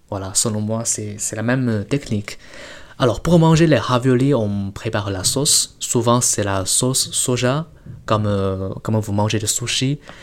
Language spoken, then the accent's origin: French; Sichuan, China; French is a second language; moved away; also born or lived in northern China; je viens de Sichuan, qui se trouve dans le sud-ouest. Dans ma région, on mange vraiment beaucoup de riz.